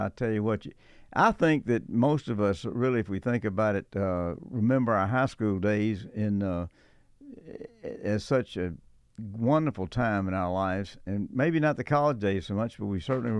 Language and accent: English; Athens, Georgia, United States; I am so privileged to have an old friend of mine that I grew up with in Athens, Georgia, Bill Hartman.